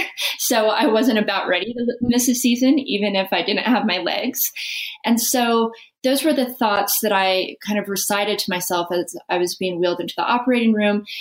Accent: Las Vegas, Nevada, United States; I grew up in Las Vegas, which is not where you expect to see competitive snowboarder come from

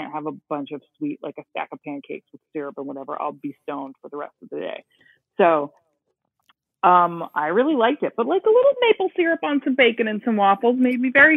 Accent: New Jersey, United States; I grew up in New Jersey

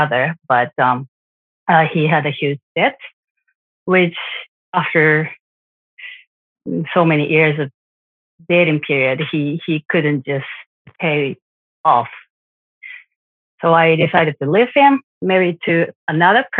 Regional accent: Japan; I'm from Japan.

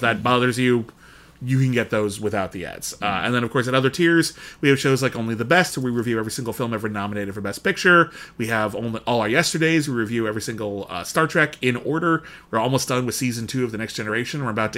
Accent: United Kingdom; Yeah, I'm British.

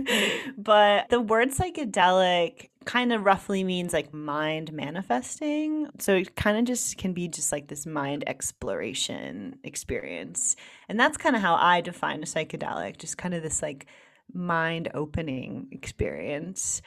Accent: United States; I'm from New York, New Jersey

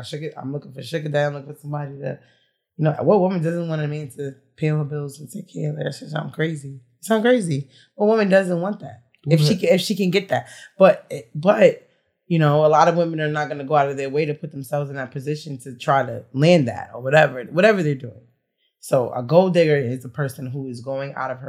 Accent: New York, United States; I'm from New York

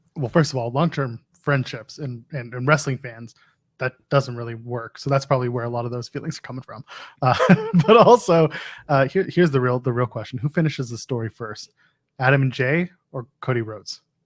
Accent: Canada; I am a Canadian

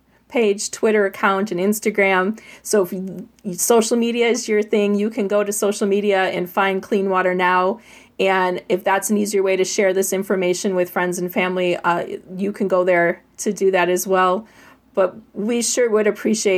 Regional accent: Racine and Kenosha County, southeast Wisconsin, United States; the Root and Pike Rivers are in Racine and Kenosha County, and that's where I'm from. I grew up near Lake Michigan

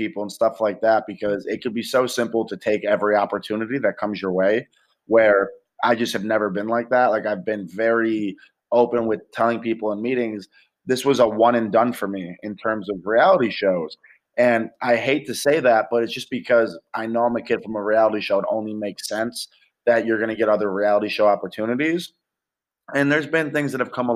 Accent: Rochester, New York, United States; moved away as an adult; now in Los Angeles, United States; went back to my hometown in Rochester

